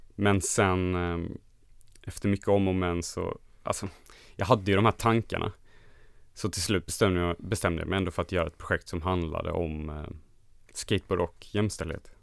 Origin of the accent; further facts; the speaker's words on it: Halmstad, Halland County, Sweden; jag kommer från Halmstad och det är en ganska liten stad som ligger mitt mellan Göteborg och Malmö kan man säga, på västkusten